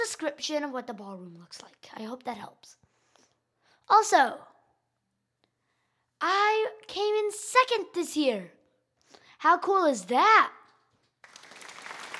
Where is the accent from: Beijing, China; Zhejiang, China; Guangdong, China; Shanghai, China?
Shanghai, China; moved away; Standing in my home city of Shanghai, China